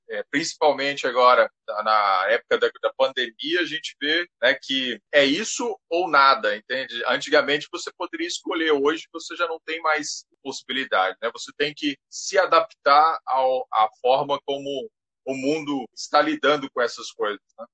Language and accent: Portuguese; Goiás, Brazil; now in Florianópolis, Brazil; Eu sou natural de Goiás e vim para Florianópolis em 2003